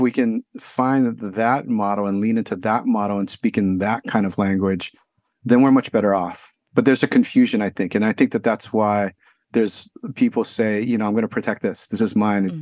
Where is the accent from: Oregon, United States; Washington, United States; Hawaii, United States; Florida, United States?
Hawaii, United States; Honolulu; now in San Francisco, United States; I grew up in Honolulu, Hawaii